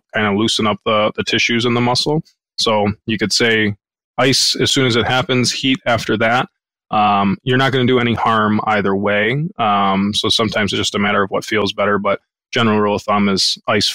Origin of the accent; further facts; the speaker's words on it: Southeast Michigan, United States; I grew up in Southeast Michigan, went to undergrad at Oakland University, went to grad school at Wayne State. So the Shelby Township, Sterling Heights, kind of Metro Detroit area